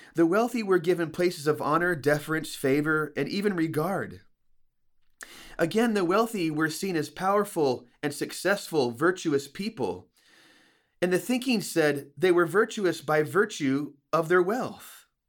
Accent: United States; we as American Christians

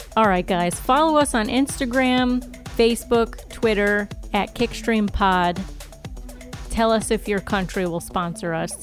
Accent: United States; We're from America and we don't prioritize language learning

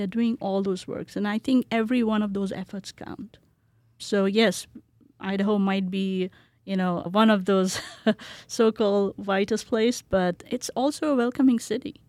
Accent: Kolkata, West Bengal, India; moved away as an adult; also born or lived in Bihar, India / New Jersey, United States; now in Boise, United States; When I was growing up in India, I grew up in Calcutta

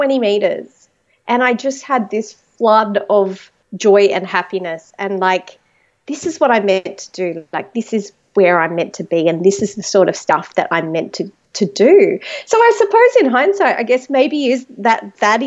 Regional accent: Penrith, New South Wales, Australia; I was born in a place called Penrith, which is about an hour west of Sydney, here in beautiful Australia

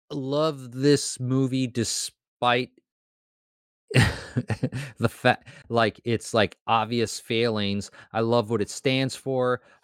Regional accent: Kansas City, Missouri, United States; Because I'm from Kansas City. I'm actually technically not from Kansas City, Missouri. I was raised in Kansas City, Missouri. But I'm one of five.

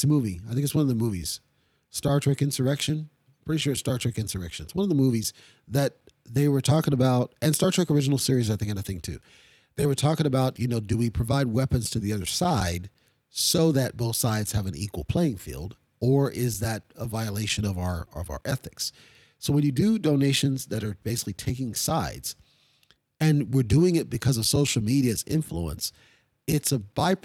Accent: Kyiv, Ukraine; moved away; that was my home country, right? That's my home city

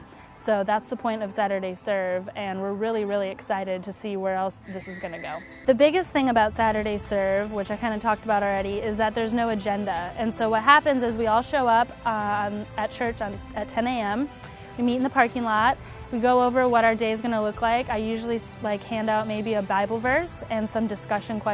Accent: Wisconsin, United States; moved away as an adult; also born or lived in Virginia; I'm from Wisconsin. I didn't know anybody in Virginia

